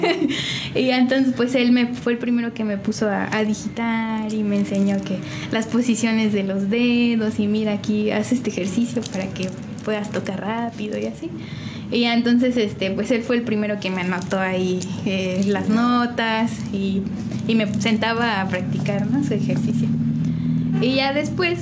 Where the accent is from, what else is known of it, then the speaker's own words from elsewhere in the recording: San Juan del Río, Querétaro, Mexico; De aquí, de San Juan del Río